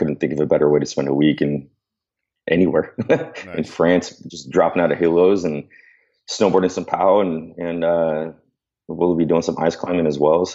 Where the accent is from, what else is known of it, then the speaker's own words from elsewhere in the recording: San Diego, California, United States; I'm from San Diego